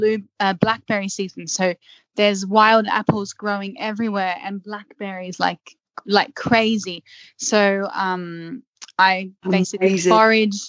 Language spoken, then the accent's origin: English; Australia; also born or lived in Sydney; I'm Australian